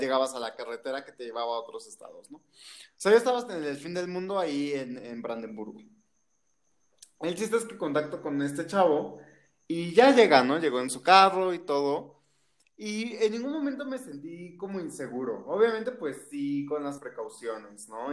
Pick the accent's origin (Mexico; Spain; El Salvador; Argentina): Mexico; de México